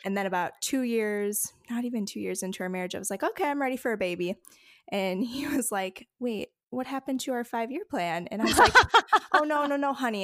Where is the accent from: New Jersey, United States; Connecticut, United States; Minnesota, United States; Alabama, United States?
Minnesota, United States; Faribault; also born or lived in Bloomington, Minnesota; I was born in Bloomington, Minnesota, and then I grew up in Faribault, Minnesota